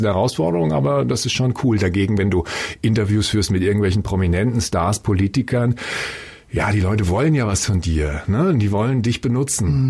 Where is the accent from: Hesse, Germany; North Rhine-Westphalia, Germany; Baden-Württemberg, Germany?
Hesse, Germany; Frankfurt am Main; Ich komme aus Frankfurt Höchst, bin da geboren